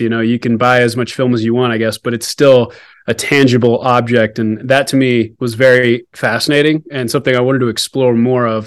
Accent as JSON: {"language": "English", "region": "Alaska", "country": "United States", "tie": "born or raised there", "also_born_or_lived": "Texas", "moved": "yes", "lives_now": "Denver, United States", "said": "I was originally from Alaska, born up there"}